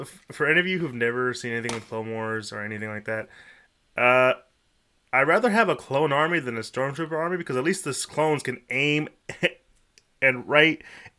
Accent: United States; I'm an American.

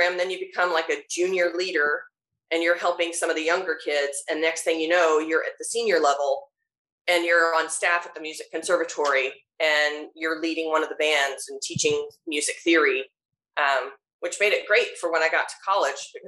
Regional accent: Georgia, United States; moved away; I grew up in Georgia

